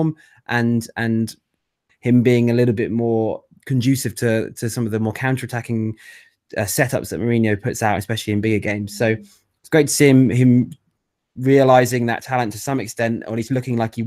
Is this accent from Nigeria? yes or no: no; Manchester, North West England, United Kingdom; accent: thick Mancunian; as you can tell by my thick Mancunian accent